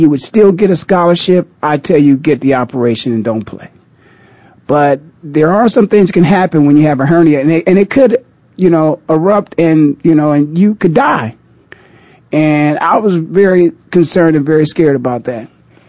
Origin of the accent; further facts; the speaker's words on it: Canton, Ohio, United States; Canton, Ohio, the Hall of Fame city, my hometown.